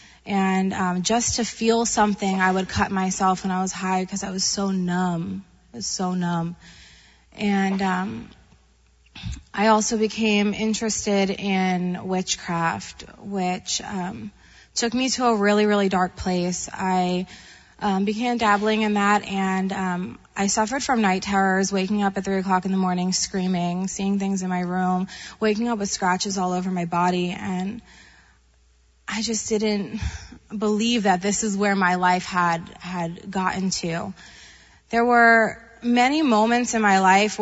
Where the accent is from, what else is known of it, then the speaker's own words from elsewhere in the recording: Long Island, New York, United States; moved away; I'm originally from Long Island, New York